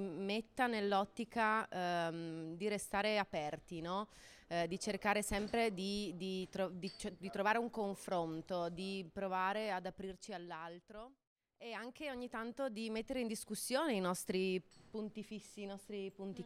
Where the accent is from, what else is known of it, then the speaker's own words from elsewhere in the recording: Friuli-Venezia Giulia, Italy; sono friulano